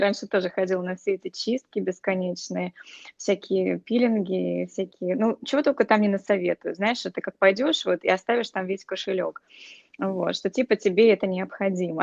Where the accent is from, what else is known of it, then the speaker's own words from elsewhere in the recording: Russia; moved away; когда я росла в России еще